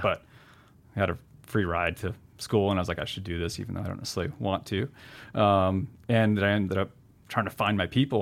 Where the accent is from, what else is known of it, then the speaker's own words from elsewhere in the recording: New Hampshire and Vermont, United States; moved away; also born or lived in Seattle; Growing up in New Hampshire and, you know, Vermont